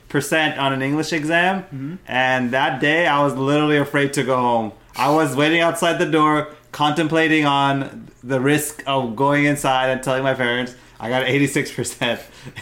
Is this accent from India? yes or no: yes; India; accent: Indian; You know, is my Indian accent going to...